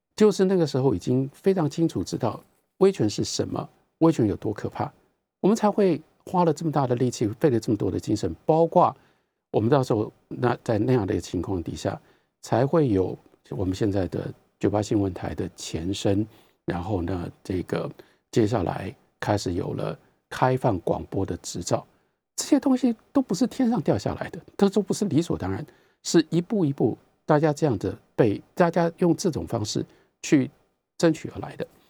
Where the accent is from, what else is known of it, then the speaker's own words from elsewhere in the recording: Taiwan; 跟我们台湾人民说：